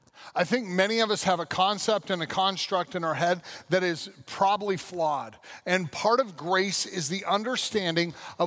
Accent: Colorado, United States; also born or lived in California; Like many of you know, I was raised in Western Colorado and California. I moved in between there a number of times.

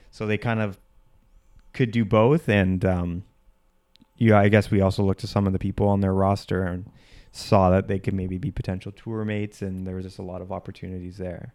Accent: Whitby, Ontario, Canada; I grew up in a suburb outside of Toronto, uh, called Whippy, Ontario

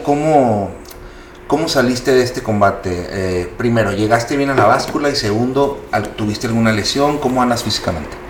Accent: Mexico; así somos los mexicanos, es la cultura.

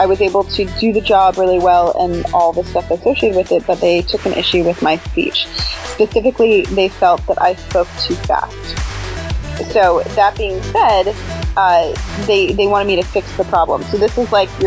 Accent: Canada; moved away as an adult; I'm Canadian, so I have a visa, I had requirements.

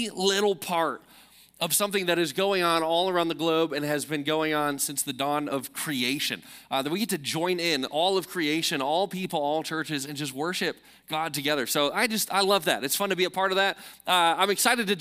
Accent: Chicago, Illinois, United States; moved away; I'm from Chicago

